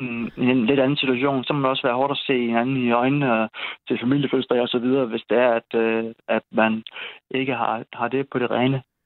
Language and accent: Danish; Odense, Southern Denmark, Denmark; moved away as an adult; also born or lived in Aarhus / Esbjerg; now in Kolding, Denmark; jeg var fra Odense